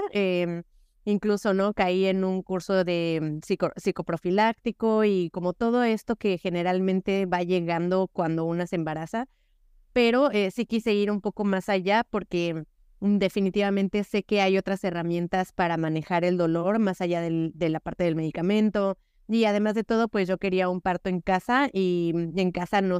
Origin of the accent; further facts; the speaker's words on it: Mexico; porque por supuesto que no son, acá en México decimos que no son enchiladas, ¿no?